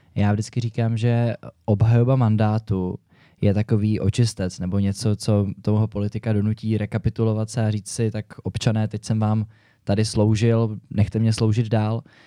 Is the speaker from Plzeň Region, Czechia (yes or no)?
no; Prague, Czechia; Já jsem tady kluk z Prahy, bydlím celý život ve městě